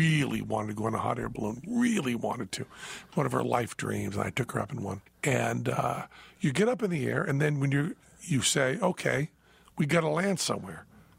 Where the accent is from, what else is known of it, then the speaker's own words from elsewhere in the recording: Greenfield, Massachusetts, United States; moved away as an adult; now in Las Vegas, United States; my hometown of Greenfield, Massachusetts